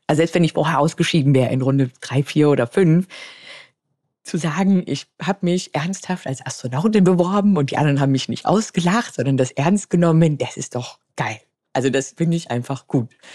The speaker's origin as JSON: {"language": "German", "town": "Munich", "region": "Bavaria", "country": "Germany", "tie": "born or raised there", "said": "Ich bin 38 Jahre alt, gebürtig aus München"}